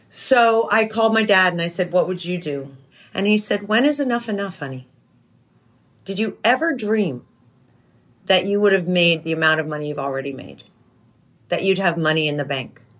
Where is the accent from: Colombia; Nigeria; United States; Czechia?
United States; New York; also born or lived in New Hampshire / Europe; I grew up in in Europe and New York and New Hampshire.